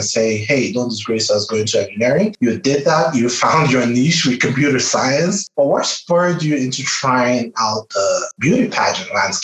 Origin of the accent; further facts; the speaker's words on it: Nigeria; now in United States; I'm from Nigeria